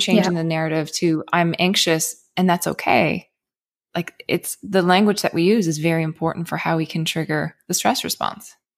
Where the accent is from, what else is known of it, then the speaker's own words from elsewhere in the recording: Cape Breton, Nova Scotia, Canada; I grew up in Cape Breton. It's a very, very small island in Canada